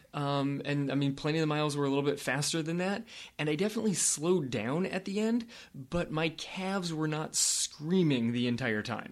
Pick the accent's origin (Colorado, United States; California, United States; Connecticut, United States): California, United States; I grew up in California